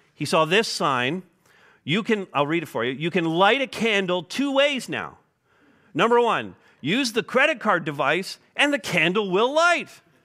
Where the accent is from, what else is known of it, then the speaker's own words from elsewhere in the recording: Montreal, Quebec, Canada; moved away; I'm from Montreal